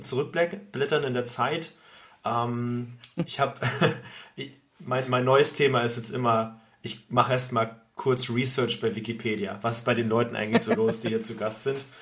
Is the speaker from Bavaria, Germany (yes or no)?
no; Thuringia, Germany; now in Lübeck, Germany; ich komme vom Dorf aus Thüringen